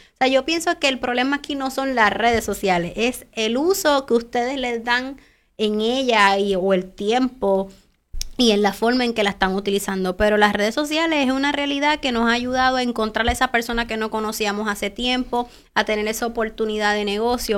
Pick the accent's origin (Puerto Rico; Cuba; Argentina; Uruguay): Puerto Rico